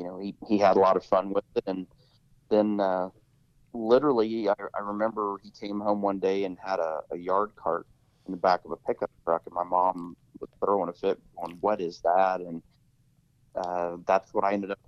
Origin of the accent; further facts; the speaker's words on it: Columbus, Indiana, United States; I grew up in Columbus, Indiana, which is the headquarters for Cummins Engine Company